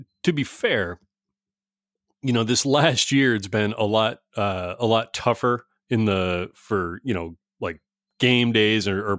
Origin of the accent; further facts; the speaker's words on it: East Coast, United States; born there; now in California, United States; I was born on the East Coast and moved to a couple of places on the way out to, you know, California. But I've been here forever.